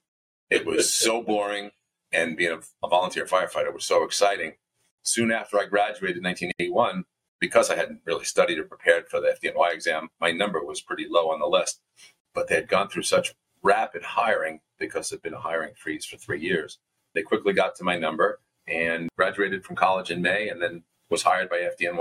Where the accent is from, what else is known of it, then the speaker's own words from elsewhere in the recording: Westbury, New York, United States; also born or lived in Huntington, New York; I grew up on Long Island, about 10 miles east of Queens, the New York City border, in a town called Westbury.